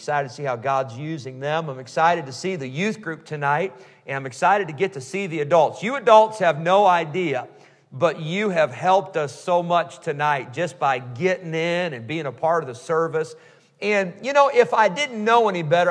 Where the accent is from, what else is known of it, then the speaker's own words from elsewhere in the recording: Rockford, Illinois, United States; moved away as an adult; also born or lived in Geneseo, Illinois / California; now in North Carolina, United States; my family's from Illinois, and that's where we first met Pastor and Mrs. Schott there in Rockford, Illinois, many years ago